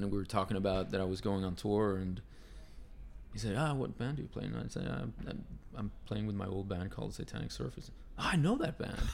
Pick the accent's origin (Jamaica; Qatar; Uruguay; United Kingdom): Uruguay; moved away; I'm from South America, from yeah. Uruguay